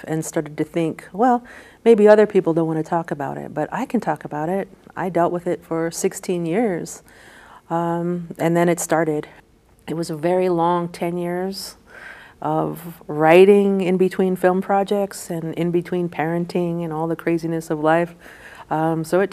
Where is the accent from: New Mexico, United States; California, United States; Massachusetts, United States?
New Mexico, United States; Tohatchi; growing up in Tohatchee, I really wanted to make Tohatchee a character of the book, because that's my hometown